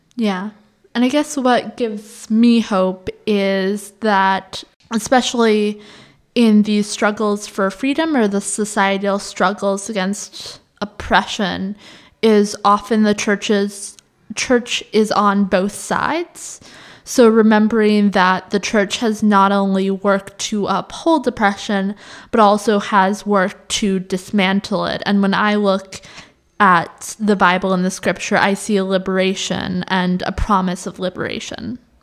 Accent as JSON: {"language": "English", "country": "United States", "tie": "born or raised there", "said": "my growing up in the American, very individualist culture"}